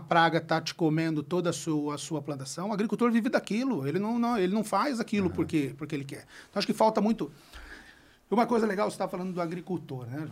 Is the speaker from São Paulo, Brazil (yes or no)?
yes; interior of São Paulo state, Brazil; Eu sou do interior, eu sou de. Eu, eu sou paulistano, nasci em São Paulo, mas meu pai faleceu, eu tive que morar no interior uhum. de São Paulo